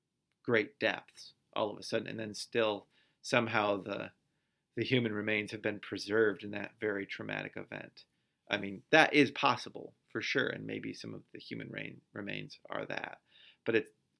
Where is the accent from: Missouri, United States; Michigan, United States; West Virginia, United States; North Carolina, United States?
Michigan, United States; I live in Michigan, and I grew up in Michigan.